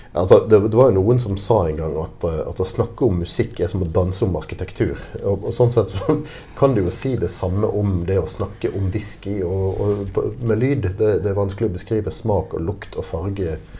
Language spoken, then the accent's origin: Norwegian; Bergen, Vestland, Norway; accent: Bergen dialect; now in Oslo, Norway; jeg kommer fra, fra Bergen. Eller rettere sagt fra Arna i Bergen